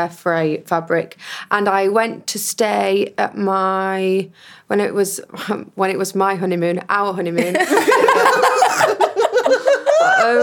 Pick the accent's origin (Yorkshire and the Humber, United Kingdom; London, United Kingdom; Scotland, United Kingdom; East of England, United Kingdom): Yorkshire and the Humber, United Kingdom; Huddersfield; I am from Huddersfield